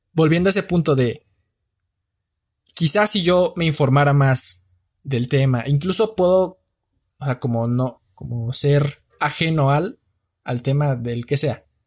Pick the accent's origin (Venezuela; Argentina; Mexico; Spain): Mexico; morenito, soy mexicano